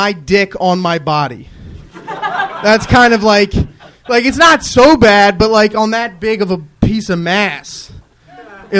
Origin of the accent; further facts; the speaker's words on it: Philadelphia, Pennsylvania, United States; moved away as an adult; also born or lived in New York; now in Los Angeles, United States; I'm from Philadelphia